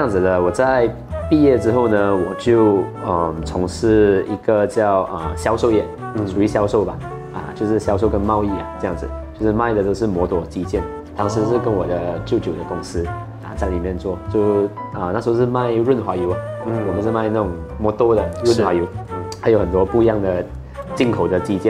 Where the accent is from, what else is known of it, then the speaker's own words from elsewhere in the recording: Malaysia; 我们马来西亚人喜欢喝汤